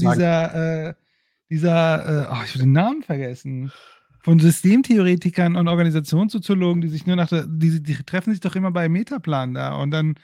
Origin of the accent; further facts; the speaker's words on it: Bochum, North Rhine-Westphalia, Germany; ich bin in Bochum aufgewachsen, direkt daneben